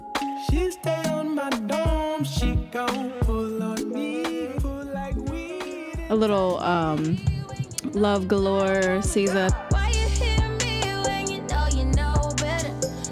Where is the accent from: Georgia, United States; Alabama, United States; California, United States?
Georgia, United States; Because I grew up in the South and I've had grits like a million times. I've had like my auntie's grits, my grandma's, like everybody makes grits in the South